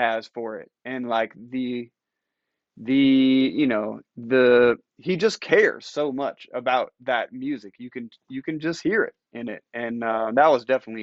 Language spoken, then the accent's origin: English; Ann Arbor, Michigan, United States; growing up in Ann Arbor, just, like, down the road, it's a college town